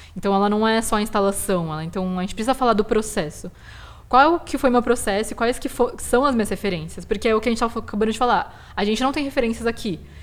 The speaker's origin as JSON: {"language": "Portuguese", "country": "Brazil", "tie": "born or raised there", "said": "os asiáticos brasileiros tem um limbo muito grande que é a gente não é aceito aqui como brasileiro"}